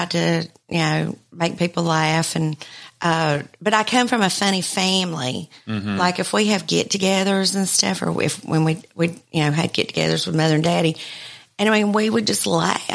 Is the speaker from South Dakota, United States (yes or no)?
no; Albertville, Alabama, United States